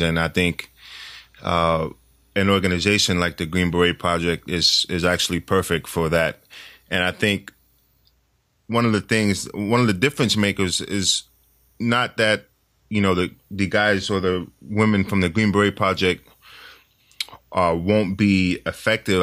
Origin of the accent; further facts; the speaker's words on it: New York City, New York, United States; I'm born and raised in New York City